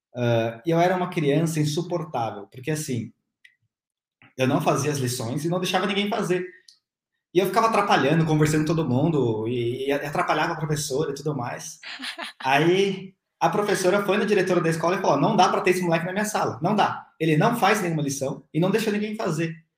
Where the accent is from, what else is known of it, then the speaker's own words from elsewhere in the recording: São Paulo, Brazil; nasci em São Paulo, é, em 91, tenho 30 anos